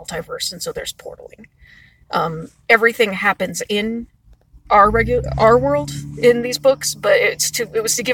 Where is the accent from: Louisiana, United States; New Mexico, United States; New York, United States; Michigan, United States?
New Mexico, United States; Los Alamos; moved away as an adult; also born or lived in United Kingdom / Los Angeles; I grew up in Los Alamos, New Mexico, and I left to go to school